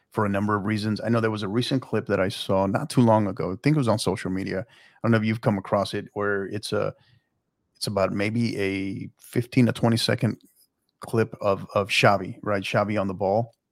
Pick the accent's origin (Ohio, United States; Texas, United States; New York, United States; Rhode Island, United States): Texas, United States; El Paso; now in San Antonio, United States; I'm originally from El Paso